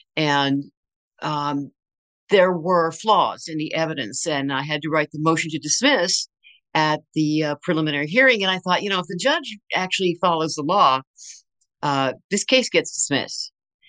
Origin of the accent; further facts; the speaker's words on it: Berkeley, California, United States; born there; also born or lived in Tacoma, Washington / Texas / Michigan / Maryland; Yeah, so I was born in Berkeley, and then we moved all over the place pretty much until I was a senior in high school. And so we lived in Tacoma, Washington. We lived in Texas. We lived in Michigan. We lived in Maryland. We lived in New York.